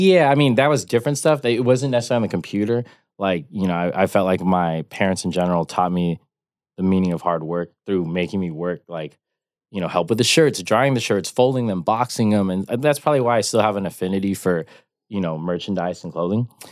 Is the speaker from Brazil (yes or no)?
no; Rancho Cucamonga, California, United States; I grew up in the suburbs of Rancho Cucamonga in the Inland Empire, um, Southern California.